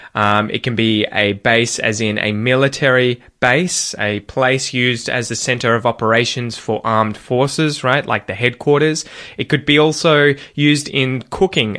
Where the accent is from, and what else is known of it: Australia; accent: Australian